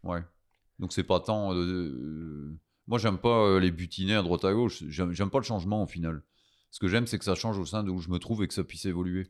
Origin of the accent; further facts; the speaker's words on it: Belgium; je suis un Belge